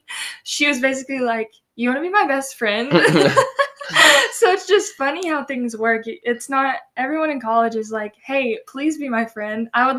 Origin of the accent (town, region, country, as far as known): Tennessee, United States; accent: southern